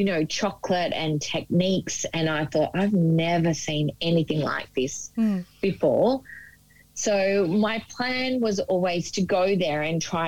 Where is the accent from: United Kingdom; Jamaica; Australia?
Australia; Gippsland, Victoria; I was born in Gippsland in Victoria and spent a little bit of time there.